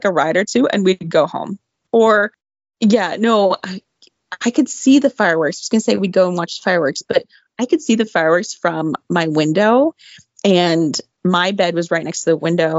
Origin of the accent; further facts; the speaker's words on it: Southern California, United States; growing up in Southern California